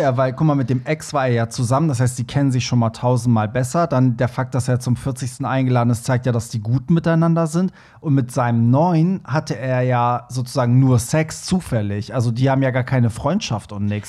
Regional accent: Iran; ich bin ja Iraner

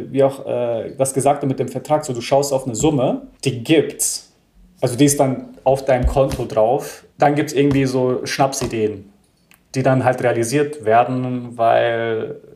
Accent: United States; now in Germany; Und ich bin ja in Amerika auch groß geworden, eher in so Hip-Hop-Vierteln, ja, und bin auch der Musik und der Kultur ein wenig gefolgt.

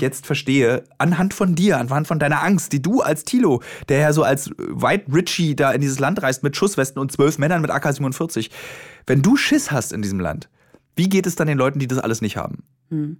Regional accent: Berlin, Germany; Als gebürtiger Berliner

